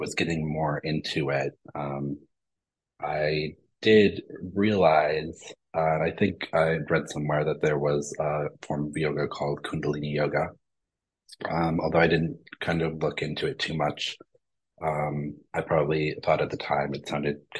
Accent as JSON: {"language": "English", "region": "Midwest", "country": "United States", "tie": "born or raised there", "said": "I grew up in the Midwest"}